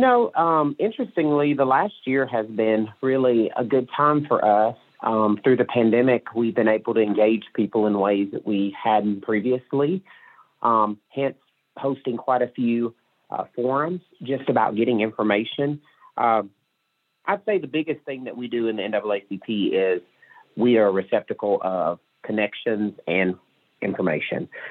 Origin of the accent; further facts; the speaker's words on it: Mississippi, United States; now in Northwest Arkansas, United States; I grew up in Mississippi